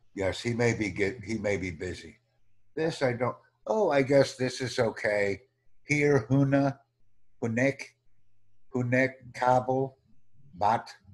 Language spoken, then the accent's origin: English; United States; I'm from the United States